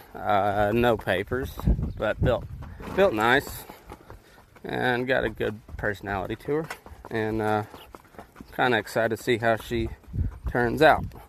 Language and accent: English; High Plains, southeast Colorado, United States; moved away as an adult; now in Nevada, United States; I grew up in the High Plains, southeast Colorado.